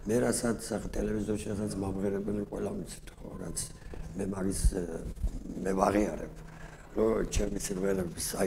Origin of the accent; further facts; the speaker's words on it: Kutaisi, Imereti, Georgia; მე გავიზარდე ქუთაისში ასეთი გარეუბანი არის ბუმატკისი დასახლება